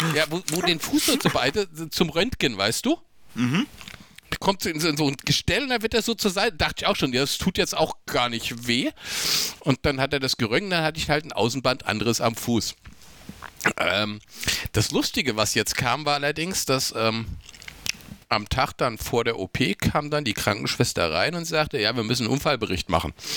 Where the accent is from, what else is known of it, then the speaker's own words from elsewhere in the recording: Rüsselsheim, Hesse, Germany; also born or lived in Raunheim; ich bin ja groß geworden in Rüsselsum, also Rüsselsheim.